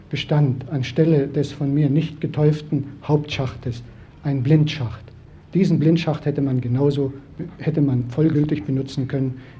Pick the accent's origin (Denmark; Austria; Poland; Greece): Poland; Silesian Voivodeship; moved away; dass ich als Schlesier gern wieder in meine Heimat zurückkommen würde